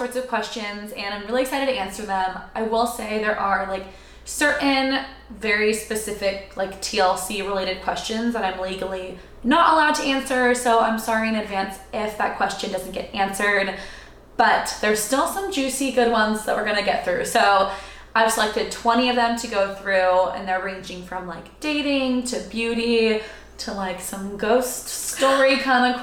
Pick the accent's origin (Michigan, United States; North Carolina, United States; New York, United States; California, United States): California, United States; Sacramento; now in Austin, United States; I'm originally from Sacramento, so grew up there